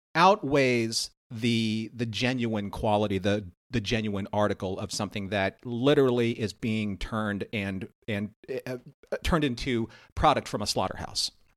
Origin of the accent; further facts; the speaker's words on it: California, United States; moved away; I was from California